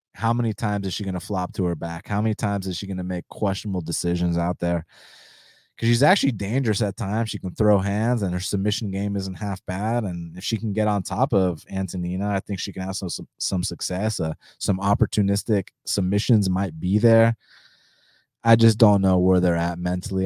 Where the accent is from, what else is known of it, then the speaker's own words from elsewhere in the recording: United States; first language Spanish; English is a second language; I was born in the States.